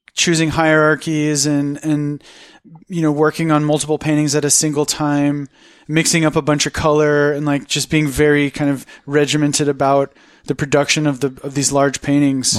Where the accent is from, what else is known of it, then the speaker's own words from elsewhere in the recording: United States; being an American, being a white, cisgendered, educated, in my opinion, good-looking American